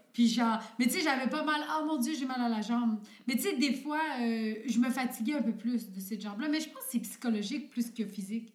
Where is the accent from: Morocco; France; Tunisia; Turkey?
Turkey; moved away; je viens de la Turquie